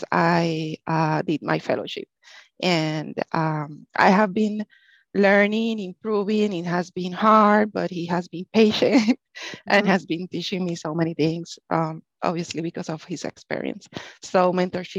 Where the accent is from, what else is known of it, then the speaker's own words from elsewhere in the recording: Puerto Rico; English is a second language; moved away as an adult; now in Texas, United States; I grew up in Puerto Rico